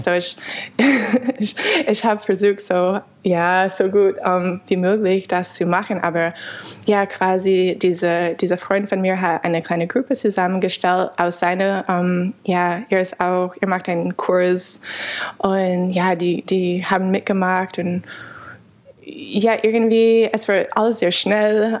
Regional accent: United States; German is a second language; moved away as an adult; also born or lived in Canada / Freiburg, Germany; now in Berlin, Germany; ich bin in den USA geboren, habe aber in Kanada studiert

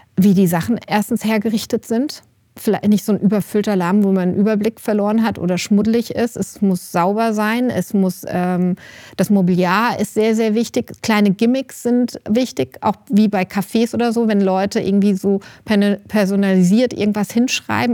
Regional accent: Rüsselsheim, Hesse, Germany; now in Bad Nauheim, Germany; ich komme ja nicht aus der Wetterau, ich komme ja aus Rüsselsheim

